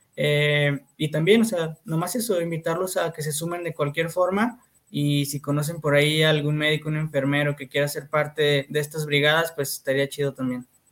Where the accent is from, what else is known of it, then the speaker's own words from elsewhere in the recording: Fresnillo, Zacatecas, Mexico; yo soy de Fresnillo